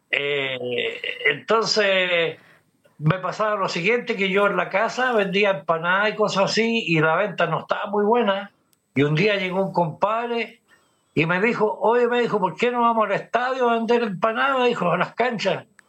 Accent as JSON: {"language": "Spanish", "town": "Santiago", "region": "Santiago Metropolitan Region", "country": "Chile", "tie": "born or raised there", "also_born_or_lived": "Peñalolén", "said": "Yo recuerdo cuando niño también veía por Guillermo Man para allá, eh, de Pedro al día hacia abajo"}